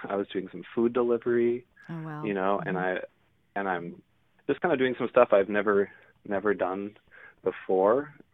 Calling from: Iowa City, Iowa, United States; I'm calling from, actually, Iowa City is where I'm based right now.

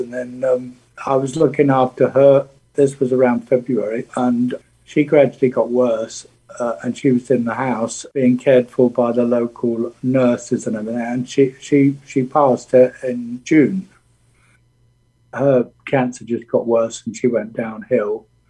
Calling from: Bargemont, Provence-Alpes-Côte d'Azur, France; I'm in France. I'm down the south. I suppose the biggest city nearby is Nice. I'm just in a little village called Bargemont. It's about an hour and a half northwest of Nice.

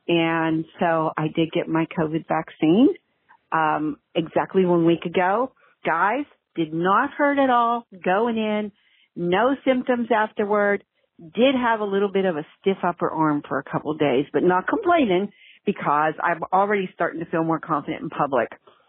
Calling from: Rock Hill, South Carolina, United States; I'm calling from Rock Hill, South Carolina.

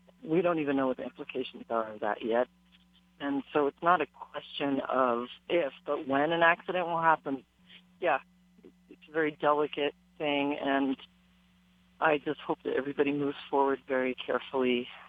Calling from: South Kona, Big Island, Hawaii, United States; I'm calling from South Kona on the Big Island.

